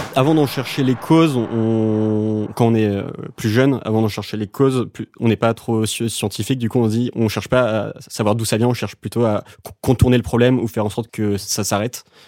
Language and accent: French; Dinard, Brittany, France; moved away as an adult; also born or lived in Saint-Malo / Vannes / Paris; Je suis né à Saint-Malo, la ville des Corsaires, et ensuite j'ai grandi à Dinard.